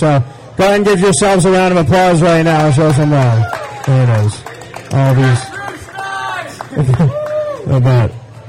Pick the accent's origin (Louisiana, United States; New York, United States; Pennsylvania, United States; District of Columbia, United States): New York, United States; Syracuse; moved away as an adult; also born or lived in Orlando, Florida; Central New York. I was from here. I mean, I was born and raised on the north side.